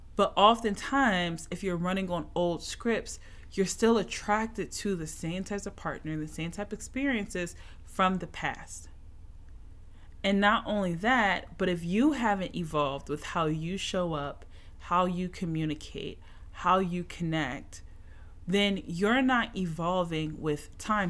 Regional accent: Philadelphia, Pennsylvania, United States; now in Atlanta, United States; My Eagles lost my hometown city

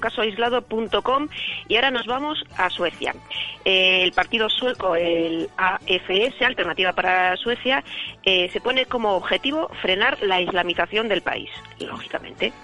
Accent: Bilbao, Basque Country, Spain; Somos, de Bilbao

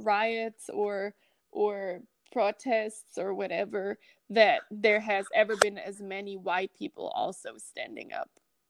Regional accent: Germany; moved away as an adult; also born or lived in California; now in United States

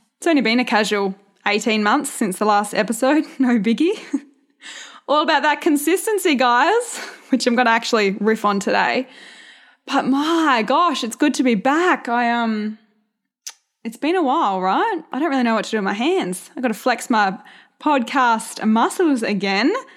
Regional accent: a couple of hours south of Perth, Western Australia, Australia; accent: country; I grew up on a farm

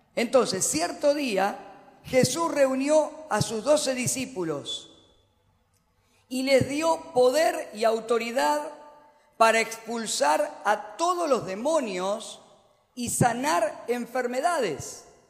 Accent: Argentina; como los argentinos

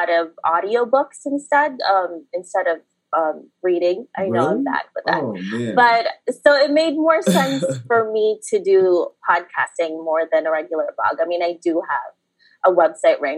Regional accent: New York City, New York, United States; English is a second language; also born or lived in Philippines; I was born in the Philippines, and then I grew up in New York City

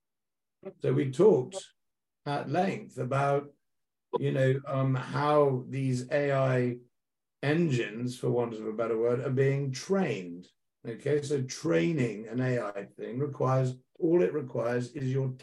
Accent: United Kingdom; I'm a British guy.

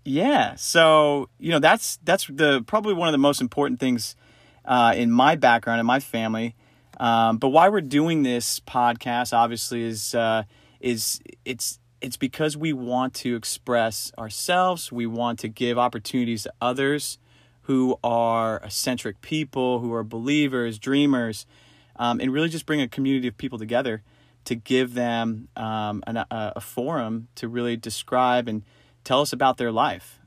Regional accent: East Coast, United States; moved away; also born or lived in New York; growing up on the East Coast

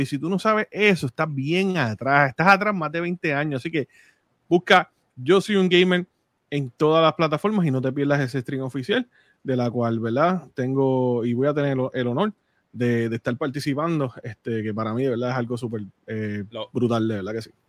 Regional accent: Puerto Rico; moved away as an adult; now in United States; yo nací en Puerto Rico, viví en Puerto Rico. Llevo, llevo ocho años fuera

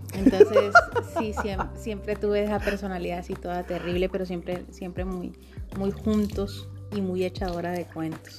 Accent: Magdalena, Colombia; also born or lived in Mompox, Bolívar; yo soy del Pital Magdalena

